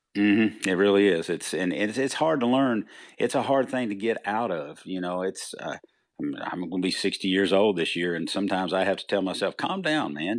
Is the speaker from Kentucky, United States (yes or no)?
yes; Leitchfield, Kentucky, United States; moved away; also born or lived in Nashville area; I came from Litchfield, Kentucky